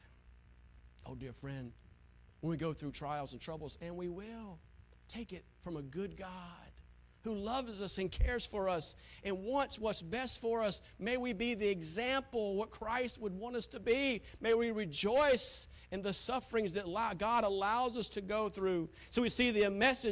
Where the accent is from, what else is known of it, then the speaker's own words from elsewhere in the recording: Taylors, South Carolina, United States; moved away; She was from the same town that I was from, Taylor, South Carolina